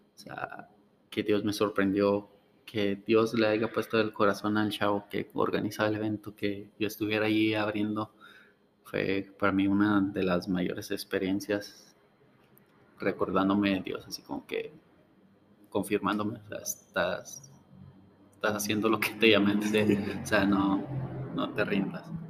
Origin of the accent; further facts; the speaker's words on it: Ciudad Juárez, Chihuahua, Mexico; also born or lived in Gómez Palacio, Durango; Al año me trajeron mis papás para acá. Ah, pues, pues prácticamente, prácticamente soy de, de Juárez